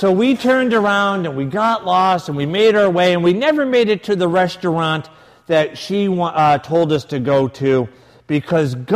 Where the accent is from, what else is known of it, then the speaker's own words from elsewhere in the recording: United States; we're from the States